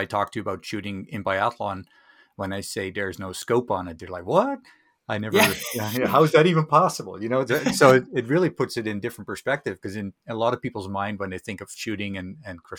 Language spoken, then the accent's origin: English; Netherlands; growing up in Holland